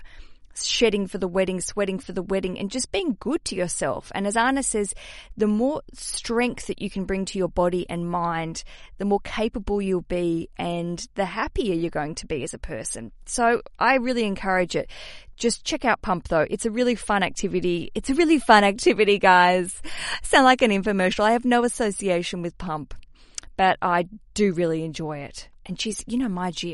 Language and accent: English; Australia; accent: Australian; my Australian accent